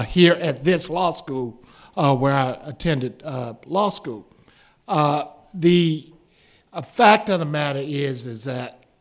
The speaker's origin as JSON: {"language": "English", "region": "Mississippi", "country": "United States", "said": "I wanted to go back home. I wanted to be in Mississippi."}